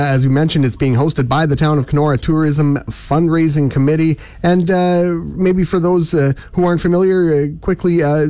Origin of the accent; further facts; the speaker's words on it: Outlook, Saskatchewan, Canada; growing up in Outlook, if you're from Outlook, you know the new Outlook Cafe.